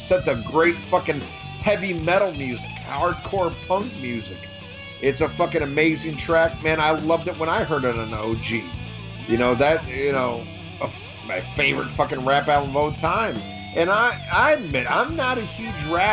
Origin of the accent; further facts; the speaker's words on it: United States; I'm fucking predominantly Irish, but I'm fucking American